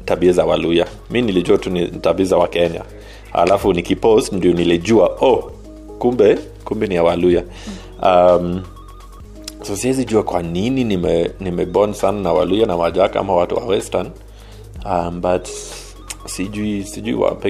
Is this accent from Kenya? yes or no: yes; Kenya; but i think ah, mi ni mkenya damu hata kama kwa rangi haiko lakini kwa damu mi ni mkenya